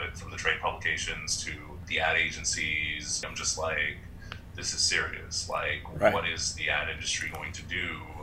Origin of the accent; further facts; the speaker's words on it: New York City, New York, United States; I'm from Far Rockaway, I'm at the southernmost edge of Queens